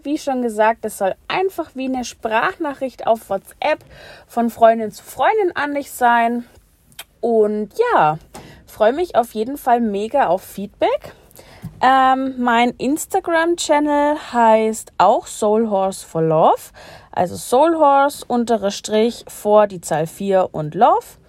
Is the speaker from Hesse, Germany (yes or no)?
no; Bavaria, Germany; ich komme aus Bayern und wohne auch dort